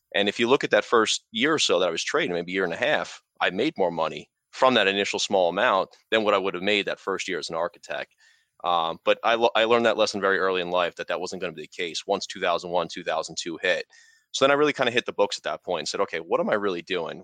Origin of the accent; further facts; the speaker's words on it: New York, United States; now in New Jersey, United States; I'm from, I grew up in New York, I live in New Jersey